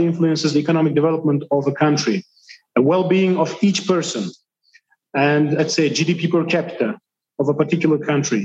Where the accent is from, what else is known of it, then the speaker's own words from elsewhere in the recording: Bukhara Region, Uzbekistan; I am originally from Bukhara region